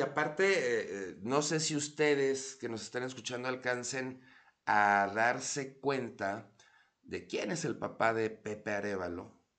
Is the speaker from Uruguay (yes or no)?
no; León, Guanajuato, Mexico; now in Mexico City, Mexico; yo soy de León